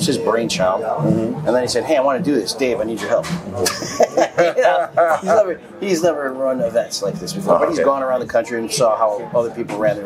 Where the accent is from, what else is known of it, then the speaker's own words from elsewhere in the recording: Chicago, Illinois, United States; now in Florida, United States; I grew up in Chicago